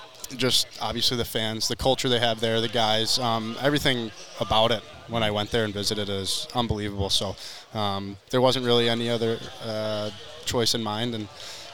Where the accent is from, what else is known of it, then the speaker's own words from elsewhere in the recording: Chicago, Illinois, United States; I'm from Chicago.